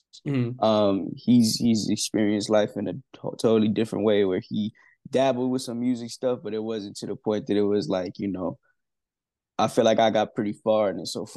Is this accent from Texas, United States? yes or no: no; Yonkers, New York, United States; I went to school with Getty, like really close to Getty Square, but I live my majority of my life near Cross County